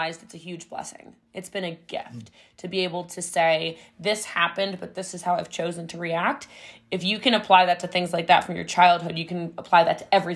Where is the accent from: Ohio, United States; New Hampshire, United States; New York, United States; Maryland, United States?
Maryland, United States; Middletown; I'm from Middletown, Maryland